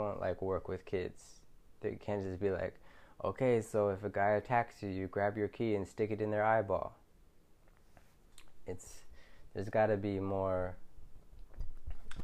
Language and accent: English; Philadelphia, Pennsylvania, United States; moved away as an adult; now in Thailand; I'm from Philadelphia, and it's a rough city in the US.